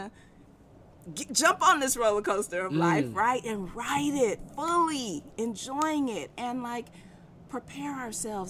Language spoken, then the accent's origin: English; Berkeley, California, United States; also born or lived in Oakland; I was born in Oakland and raised in Berkeley.